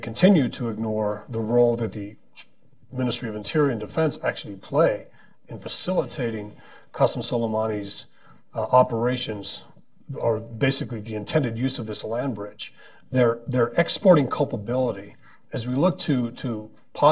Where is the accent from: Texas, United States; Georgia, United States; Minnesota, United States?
Texas, United States; I'm from Texas